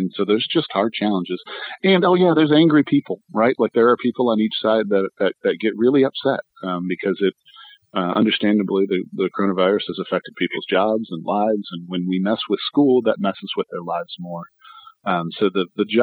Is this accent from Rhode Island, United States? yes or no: no; Michigan, United States; moved away; I'm originally from Michigan